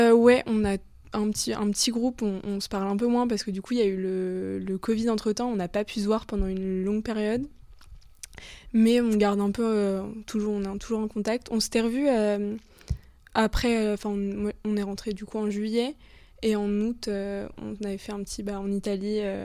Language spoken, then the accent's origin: French; Le Mans, Pays de la Loire, France; now in Paris, France; je suis originaire du Mans. Maintenant je vis à Paris